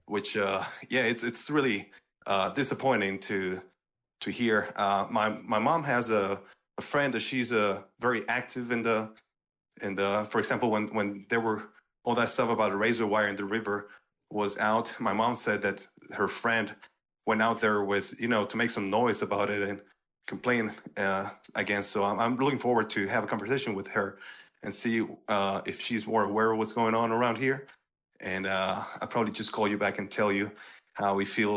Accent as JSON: {"language": "English", "town": "Eagle Pass", "region": "Texas", "country": "United States", "tie": "born or raised there"}